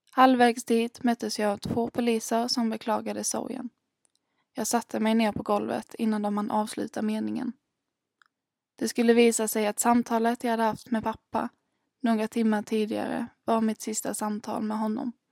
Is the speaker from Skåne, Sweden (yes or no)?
yes; Örkelljunga, Skåne, Sweden; also born or lived in Ängelholm; now in Gothenburg, Sweden; Den 27 januari 1999 föddes jag, fyra och ett halvt kilo tung i Ängelholm, men har under hela uppväxten bott i Örkelljunga.